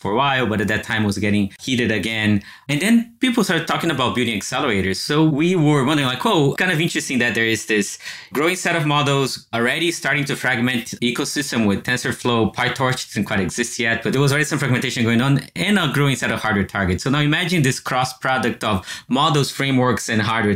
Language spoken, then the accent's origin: English; Brazil; moved away as an adult; also born or lived in Champaign-Urbana, Illinois; now in United States; I grew up in Brazil